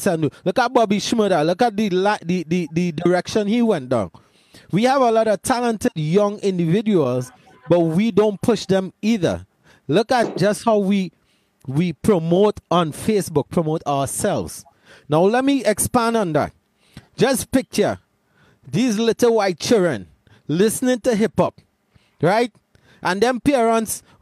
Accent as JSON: {"language": "English", "town": "Laventille", "country": "Trinidad & Tobago", "tie": "born or raised there", "said": "grew up in Lavantil"}